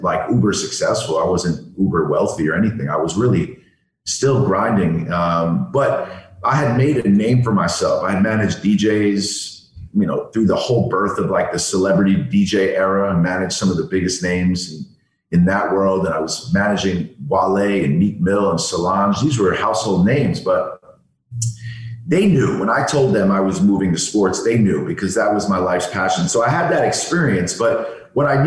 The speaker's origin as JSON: {"language": "English", "town": "New York City", "region": "New York", "country": "United States", "tie": "born or raised there", "said": "I grew up in New York City"}